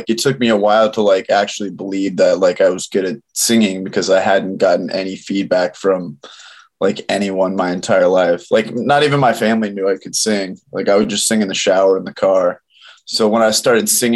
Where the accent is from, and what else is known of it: Keller, Texas, United States; born or raised there